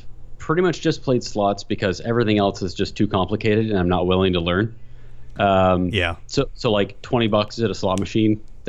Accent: Ontario, Canada; I'm from Ontario.

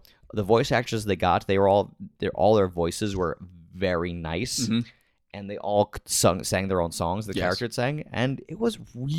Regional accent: United States; I am an American.

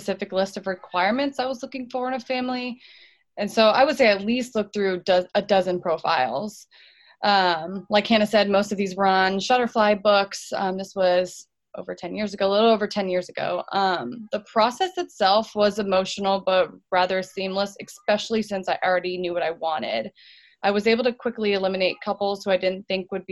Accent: Orlando, Florida, United States; I was born and raised in Orlando, Florida

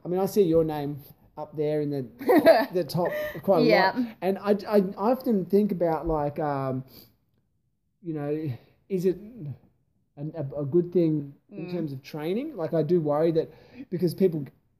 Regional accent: East Coast, Australia; now in Adelaide, Australia; I'm not from here, but you know, I'm from the East Coast.

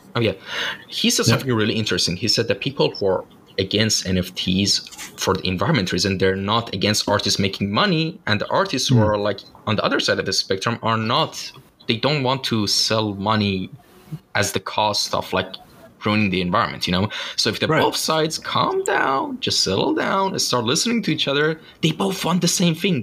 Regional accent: Shiraz, Fars, Iran; moved away; I'm originally from Shiraz. It's a city in uh, the south of Iran

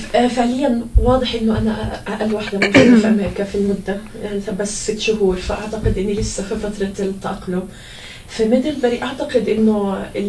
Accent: Gaza, Gaza Strip, Palestine; moved away as an adult; now in United States; أنا لإني من غزة من فلسطين

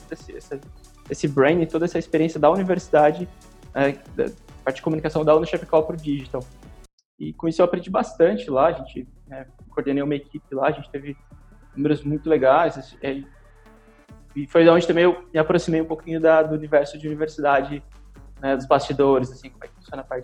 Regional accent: Brazil; eu sempre brinco que eu sou, eu sou brasileiro

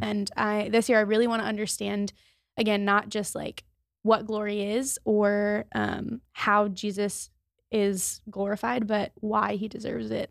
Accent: Maryland, United States; moved away as an adult; I'm from Maryland, so I was six hours away from home

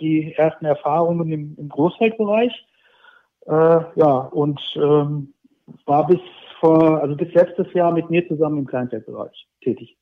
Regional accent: near Fulda, Hesse, Germany; moved away as an adult; also born or lived in Saxony; now in Leipzig, Germany; Ich bin, ich bin gebürtiger Hesse. Ich bin in der Nähe von, ähm, von Fulda zur Welt gekommen und aufgewachsen, habe dort 30 Jahre gelebt.

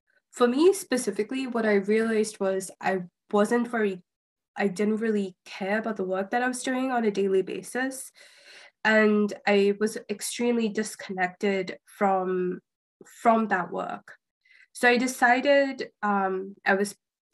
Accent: India; moved away; I grew up in India

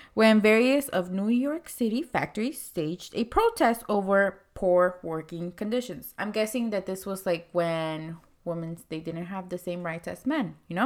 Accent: Mexico; moved away; I wasn't born here. I was born in Mexico

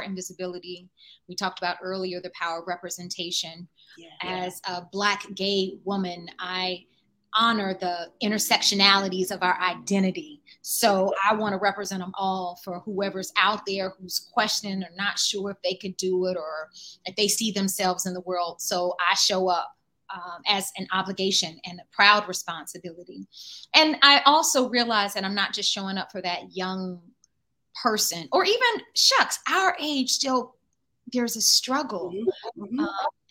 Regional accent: Durham, North Carolina, United States; my hometown, Durham, North Carolina, and specifically my neighborhood, Old Farm

